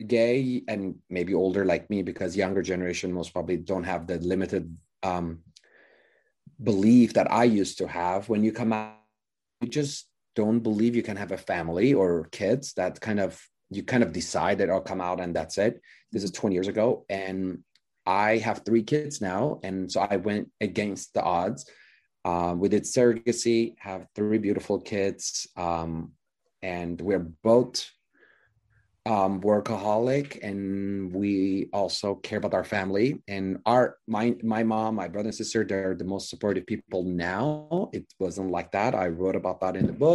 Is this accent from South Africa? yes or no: no; Iran; moved away as an adult; also born or lived in Hollywood, United States; now in United States; I was 30 days old, moved to Iran. My parents are Christian Armenian, so we were a minority in Iran.